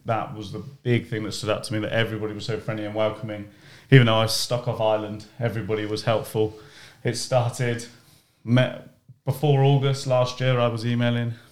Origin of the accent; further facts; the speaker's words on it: Cheltenham, South West England, United Kingdom; moved away; I come all the way from the UK, in a place called Cheltenham